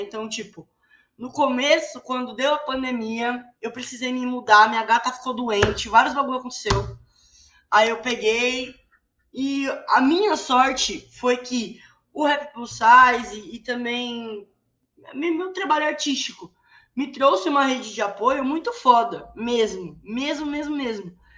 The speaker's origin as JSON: {"language": "Portuguese", "region": "São Paulo", "country": "Brazil", "said": "sou de São Paulo, capital"}